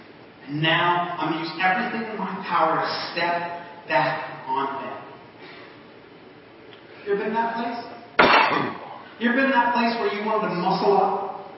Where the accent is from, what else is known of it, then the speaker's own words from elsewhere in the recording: New Jersey, United States; Like I said, I'm from New Jersey. I've lost the accent over the years, although whenever I talk about food, it comes back out.